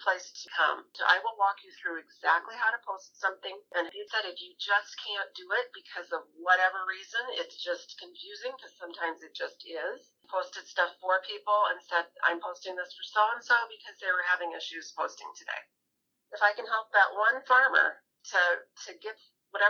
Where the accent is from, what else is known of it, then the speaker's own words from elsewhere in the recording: Wisconsin, United States; now in Minnesota, United States; I hail from Wisconsin originally